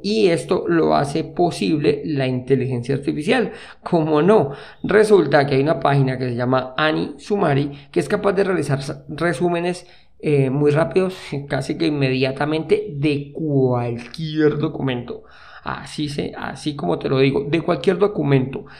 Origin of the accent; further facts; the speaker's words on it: Colombia; moved away as an adult; en el año que salí de Colombia